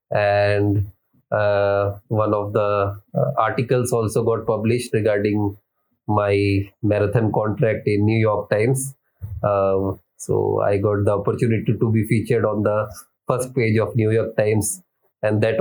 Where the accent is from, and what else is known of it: India